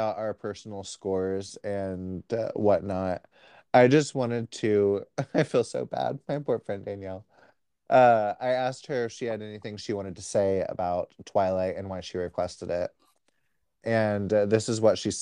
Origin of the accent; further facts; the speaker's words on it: United States; I'm American